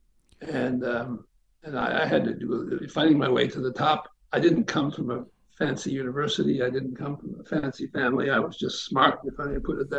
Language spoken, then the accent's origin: English; United States; being an American